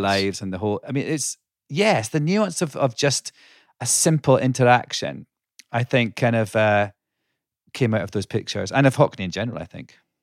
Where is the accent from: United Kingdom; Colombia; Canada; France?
United Kingdom; Scotland; now in United States; I grew up in Scotland